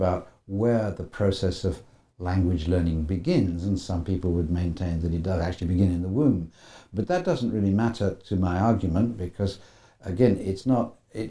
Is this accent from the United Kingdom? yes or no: yes; United Kingdom; You know, me as sort of educated Brit and you as educated Canadian.